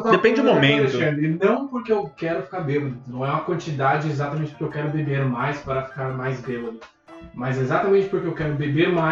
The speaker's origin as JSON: {"language": "Portuguese", "country": "Brazil", "moved": "as an adult", "said": "Então eu vim do Brasil, trabalhava com marketing no Brasil, vim para cá como profissional de marketing."}